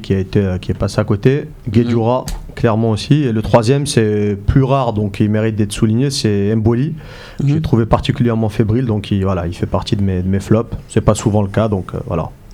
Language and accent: French; Algeria; On est des Algériens, on est fiers